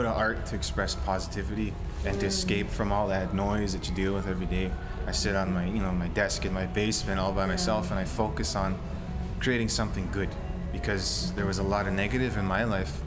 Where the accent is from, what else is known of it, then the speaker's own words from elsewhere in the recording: Peguis First Nation, Manitoba, Canada; I'm OG Cree from Peguis